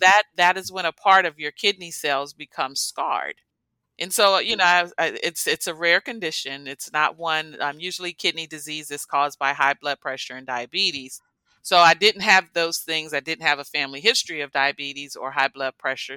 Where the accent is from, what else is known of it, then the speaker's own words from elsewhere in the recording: United States; I grew up in the Washington, D.C. metropolitan area